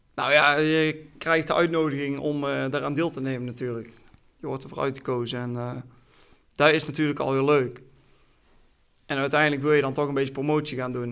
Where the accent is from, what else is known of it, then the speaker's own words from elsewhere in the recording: Oirschot, North Brabant, Netherlands; Ik ben zesentwintig jaar, ik kom uit Oorschot